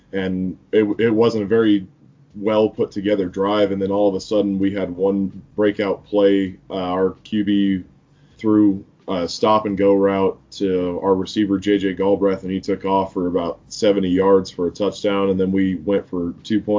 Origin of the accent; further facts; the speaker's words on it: Arvada, Colorado, United States; I'm from Arvada, Colorado.